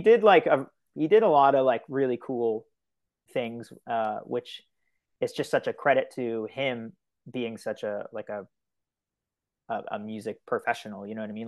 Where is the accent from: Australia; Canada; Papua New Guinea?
Canada; Miramichi, New Brunswick; now in Fredericton, Canada; I'm originally from Illground First Nation, which is, like, just right outside of, like, Newcastle area